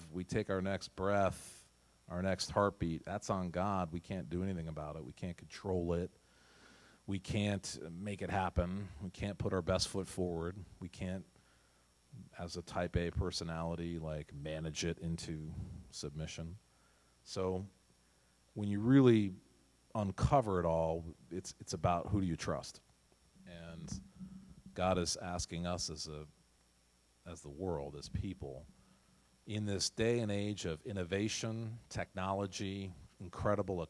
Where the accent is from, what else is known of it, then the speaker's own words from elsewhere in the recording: New England, United States; So we're from New England.